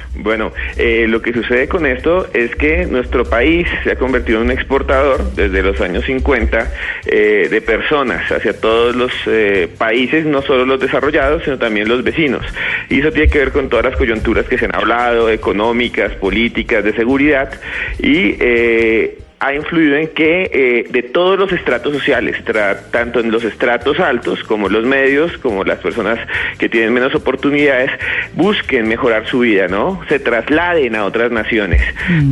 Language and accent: Spanish; Colombia; Colombia también eh, exporta gente que somos nosotros mismos, colombianos